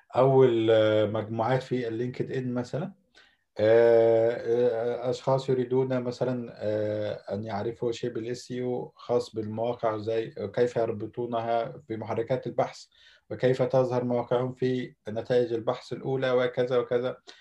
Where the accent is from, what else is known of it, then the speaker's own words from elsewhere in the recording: Alexandria, Alexandria Governorate, Egypt; moved away as an adult; now in Istanbul, Turkey; مصري من مواليد الاسكندريه